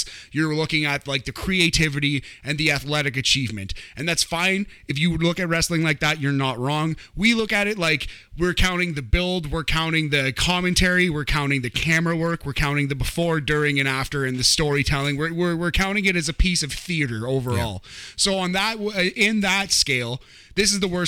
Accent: Canada; I'm a Hart fan, I'm a Canadian

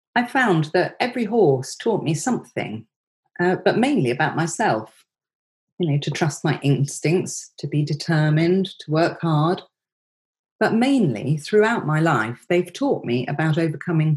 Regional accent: Surbiton, South East England, United Kingdom; I grew up in Surbiton in Surrey, in suburbia

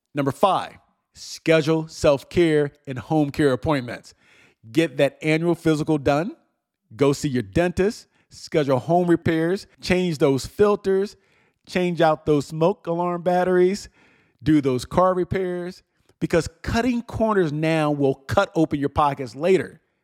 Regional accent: New Jersey, United States; moved away; my hometown in New Jersey

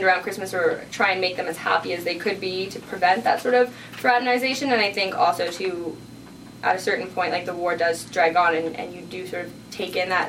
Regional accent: Canada; our Canadian identity

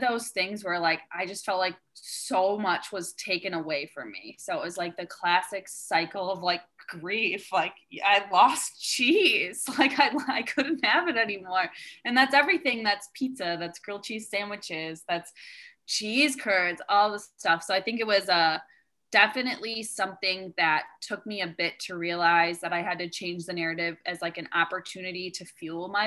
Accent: Wisconsin, United States; I grew up in Wisconsin

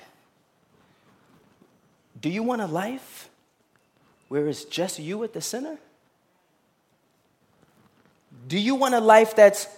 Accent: New York City, New York, United States; I grew up in Brooklyn and I played basketball

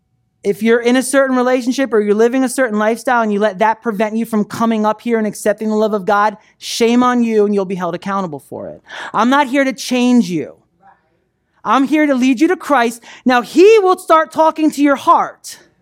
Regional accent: New Jersey, United States; moved away as an adult; I was 18 years old. I came down to Florida from New Jersey

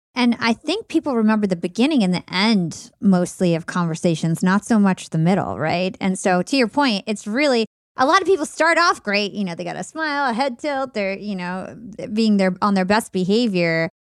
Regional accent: New Jersey, United States; We're both from New Jersey

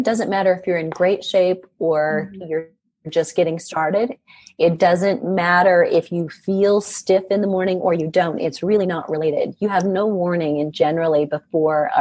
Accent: Iowa, United States; moved away; I'm originally from Iowa

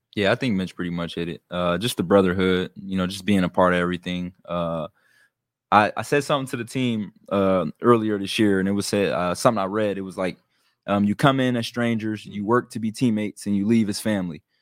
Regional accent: Youngstown, Ohio, United States; I'm from Young Center

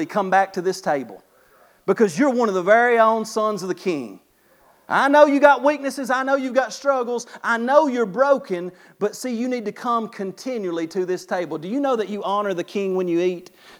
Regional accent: Kentucky, United States; I'm from Kentucky

